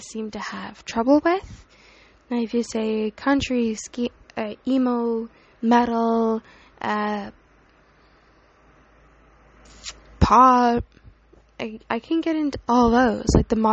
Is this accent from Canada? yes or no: yes; Canada; So I live in Canada. I was born in Canada, born and raised